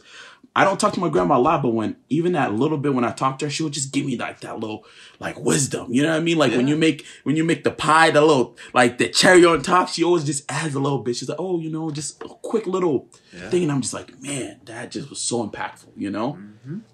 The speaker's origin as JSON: {"language": "English", "town": "Worcester", "region": "Massachusetts", "country": "United States", "said": "We're from Worcester, Mass."}